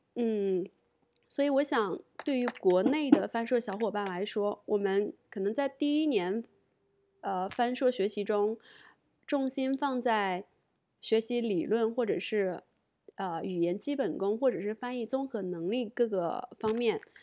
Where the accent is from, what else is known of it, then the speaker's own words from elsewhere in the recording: China; 我是中国人，做中译英的